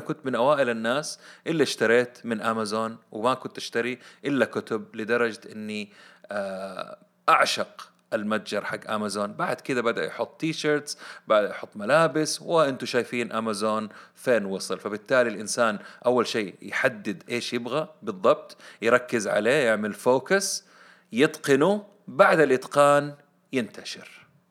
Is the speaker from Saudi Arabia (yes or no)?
yes; Saudi Arabia; عندنا في السعودية